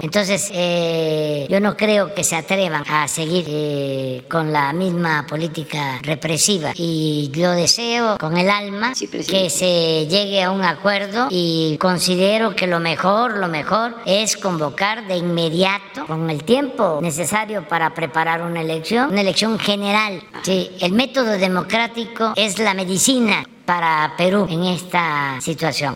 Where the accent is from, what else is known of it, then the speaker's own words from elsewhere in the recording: Villahermosa, Tabasco, Mexico; moved away; en Villahermosa, sí, en mi tierra